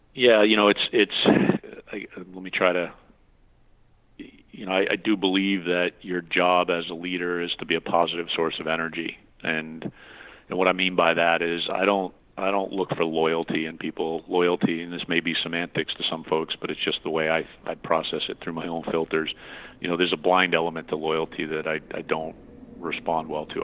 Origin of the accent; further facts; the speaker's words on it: New England, United States; I growing up in New England